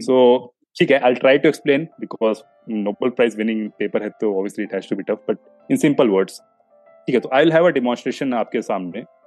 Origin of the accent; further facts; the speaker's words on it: Kanpur, Uttar Pradesh, India; मैं कानपुर से आता हूँ जो नॉर्थ इंडिया यूपी में हब ऑफ कोचिंग बोलते हैं